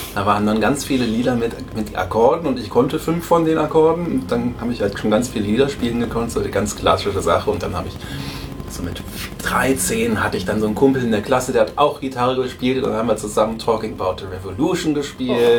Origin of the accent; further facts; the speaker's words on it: Berlin, Germany; moved away as an adult; now in Potsdam, Germany; ich bin geborener Berliner, wohne zwar mittlerweile in Potsdam